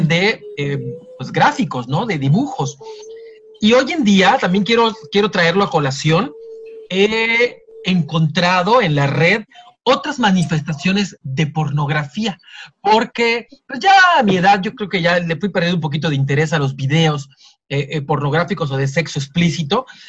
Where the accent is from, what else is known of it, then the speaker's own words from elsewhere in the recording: Yucatán, Mexico; soy yucateco